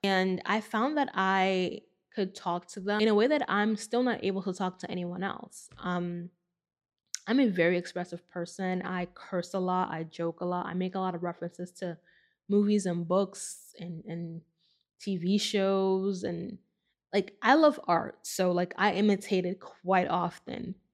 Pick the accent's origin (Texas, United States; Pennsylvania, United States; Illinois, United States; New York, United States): New York, United States; New York City; I grew up in the Bronx